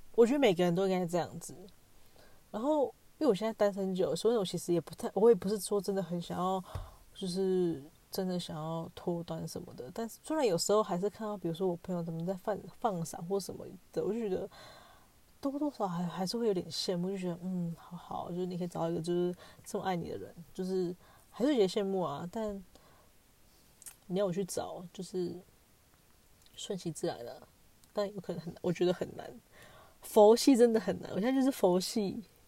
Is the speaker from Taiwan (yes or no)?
yes; Taiwan; moved away; 我就是台湾人